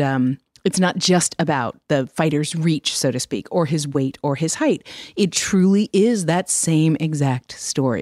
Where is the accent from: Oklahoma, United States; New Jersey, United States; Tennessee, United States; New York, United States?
New York, United States; I grew up in New York